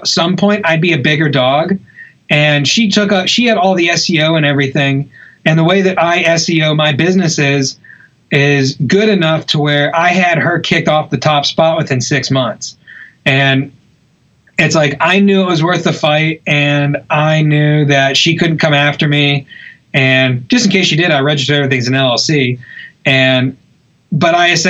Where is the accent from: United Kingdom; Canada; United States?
United States; Charleston, South Carolina; also born or lived in Hilton Head; I'm originally from Charleston. When I moved back to Charleston